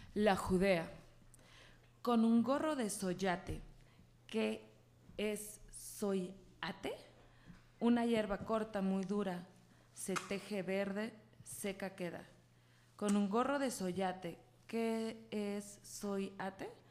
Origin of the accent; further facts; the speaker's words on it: Guadalajara, Jalisco, Mexico; yo soy de aquí de Guadalajara, soy súper tapatía